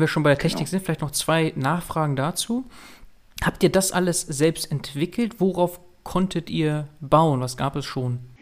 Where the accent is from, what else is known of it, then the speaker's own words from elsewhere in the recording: Münster, North Rhine-Westphalia, Germany; Als Münsteraner und vor allem Fahrradfahrer